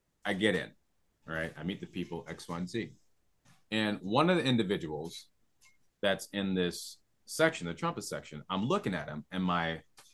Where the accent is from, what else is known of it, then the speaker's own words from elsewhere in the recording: Rochester, New York, United States; moved away; I'm from Rochester, New York, originally